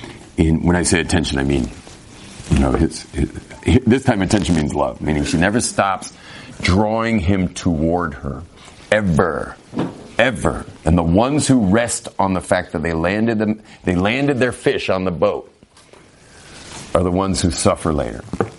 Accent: California, United States; but I'm Californian, man. Like, we just say it all.

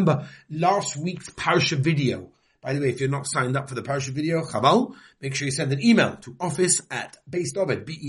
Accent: England, United Kingdom; moved away; I'm from England

